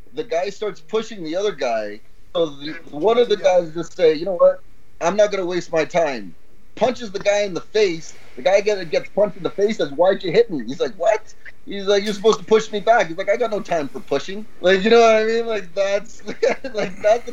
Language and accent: English; Canada; moved away as an adult; now in Costa Rica; being born in Canada, raised in a bubble, in the suburbs